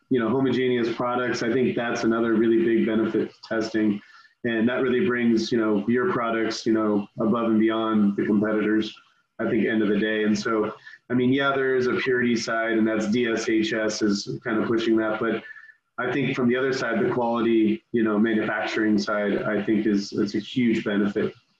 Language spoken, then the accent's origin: English; San Francisco, California, United States; I grew up in San Francisco.